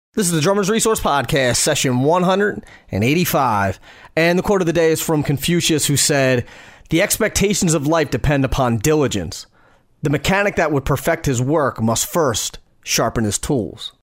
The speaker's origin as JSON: {"language": "English", "country": "United States", "said": "I'm from the States"}